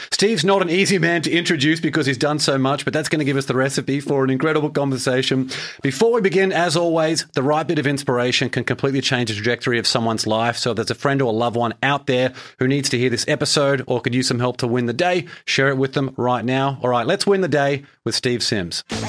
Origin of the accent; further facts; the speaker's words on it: Brisbane, Queensland, Australia; moved away as an adult; now in Boston, United States; I moved from Brisbane in Australia, where I grew up for the first twenty-eight years of my life, over to Boston, Massachusetts